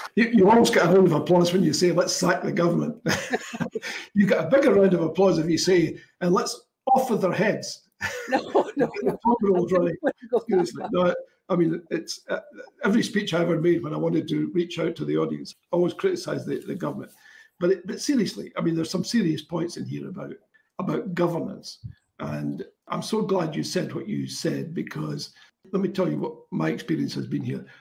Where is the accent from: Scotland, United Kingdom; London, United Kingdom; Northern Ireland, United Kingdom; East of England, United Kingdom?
Scotland, United Kingdom; Kinross; a long-time resident of uh, Kinross